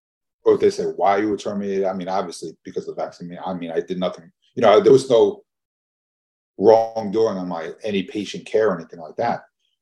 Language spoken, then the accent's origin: English; Chicago, Illinois, United States; born there; also born or lived in New Jersey; I was born in Chicago. I lived in New Jersey for a while.